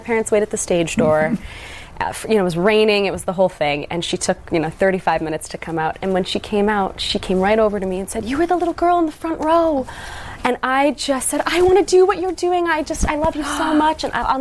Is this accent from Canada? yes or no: yes; Toronto, just outside Hamilton, Ontario, Canada; I'm from Toronto, just outside Hamilton, Ontario